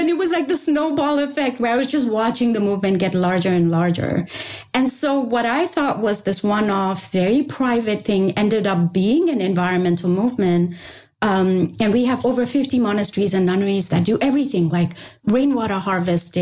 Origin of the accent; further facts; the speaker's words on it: Sikkim, India; I come from Sikkim. I come from a Bhutia family, which means basically a Tibetan settled in that region family